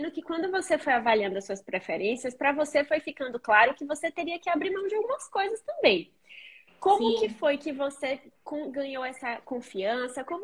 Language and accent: Portuguese; Recife, Pernambuco, Brazil; Nossa, eu sou de Recife, né?